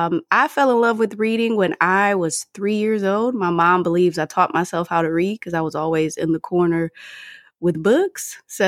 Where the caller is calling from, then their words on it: Washington, District of Columbia, United States; I come to you from the Washington, D.C. metro area, and I am an engineer by day.